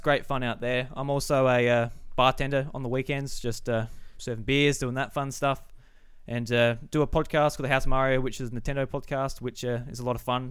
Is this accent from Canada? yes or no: no; South Australia, Australia; I'm a farmer from South Australia.